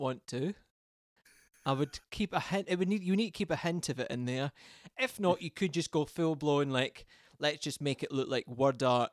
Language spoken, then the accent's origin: English; Scotland, United Kingdom; I'm Scottish